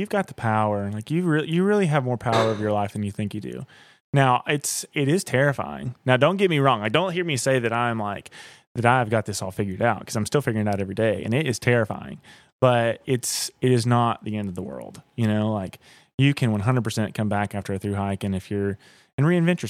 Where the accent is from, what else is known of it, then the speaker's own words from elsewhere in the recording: Southeast, United States; I mean, I'm from the Southeast.